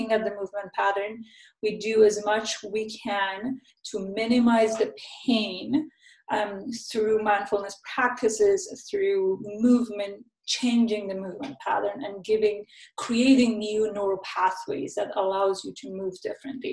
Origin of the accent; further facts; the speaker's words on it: Vancouver, British Columbia, Canada; I'm from Vancouver, Canada